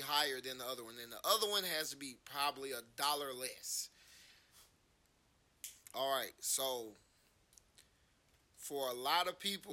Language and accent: English; Atlanta, Georgia, United States; I'm from Atlanta